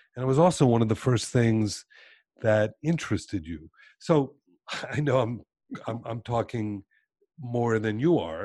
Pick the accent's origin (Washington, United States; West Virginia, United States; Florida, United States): Florida, United States; Miami; I grew up in Miami